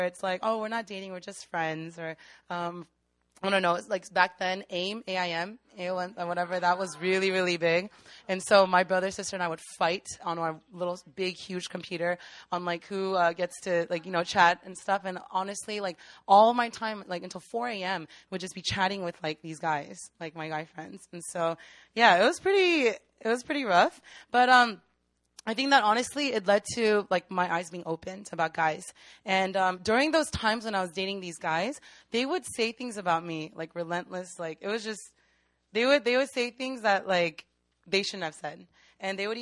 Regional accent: Maryland, United States; moved away; also born or lived in Virginia; I'm actually from Maryland

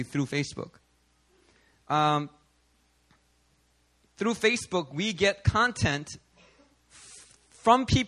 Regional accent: Philadelphia, Pennsylvania, United States; when I was growing up in Philly

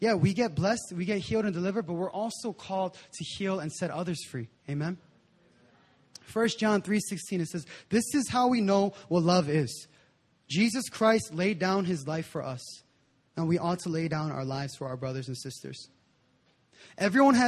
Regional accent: United States; I was born and raised in the States

